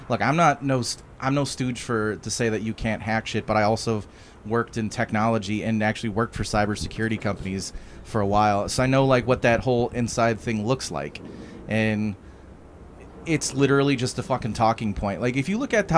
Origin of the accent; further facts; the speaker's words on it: Chicago, Illinois, United States; I grew up in Chicago. I've lived in a city my whole life